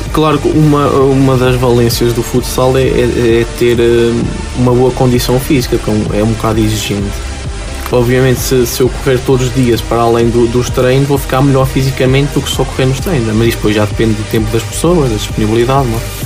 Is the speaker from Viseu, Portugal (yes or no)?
yes; near Aguiar da Beira, Viseu, Portugal; moved away; joguei no, no, no Aguiar da Beia, que é uma, uma, uma vila próxima da minha terra